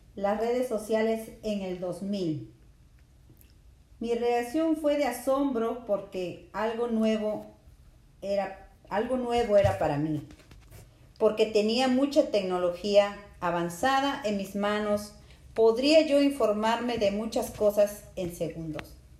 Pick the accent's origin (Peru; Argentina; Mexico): Peru; Lima; Yo nací en Lima, Perú